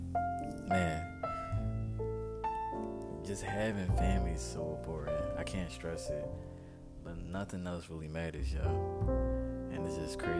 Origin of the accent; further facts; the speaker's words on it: Philadelphia, Pennsylvania, United States; moved away as an adult; now in Houston, United States; I'm from Philadelphia, but I moved to the greater area of Philadelphia